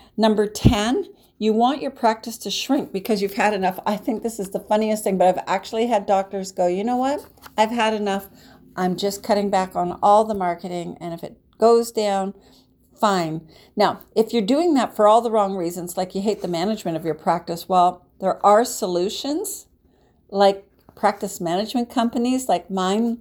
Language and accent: English; Canada; I'm Canadian